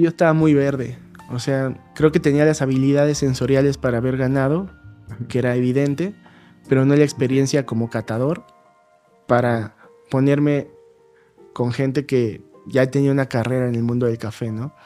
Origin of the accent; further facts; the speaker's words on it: Acolman, State of Mexico, Mexico; now in Mexico City, Mexico; en, mi pueblo armaban una feria de la piñata, que es muy famosa